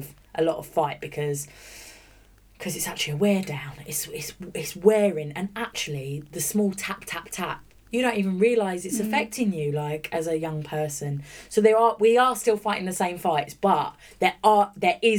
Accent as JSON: {"language": "English", "town": "Bromley", "region": "London", "country": "United Kingdom", "tie": "born or raised there", "also_born_or_lived": "Orpington / St Mary Cray", "moved": "yes", "said": "I grew up in Bromley, which was kind of Kent at the time, Bromley, Auburn, St Mary's, Cray"}